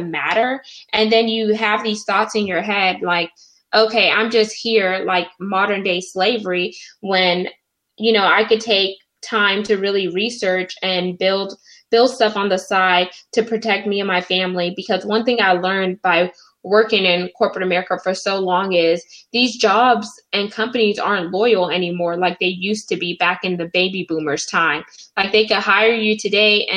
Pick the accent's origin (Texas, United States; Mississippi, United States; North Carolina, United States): Texas, United States; Houston; I'm from Houston, Texas.